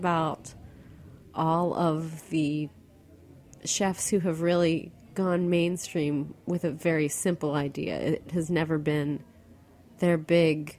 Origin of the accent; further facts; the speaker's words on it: Western Pennsylvania, United States; the same county where I grew up in Western Pennsylvania